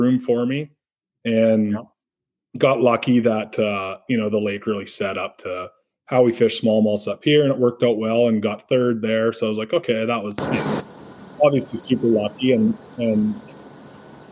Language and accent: English; Canada; I'm from Canada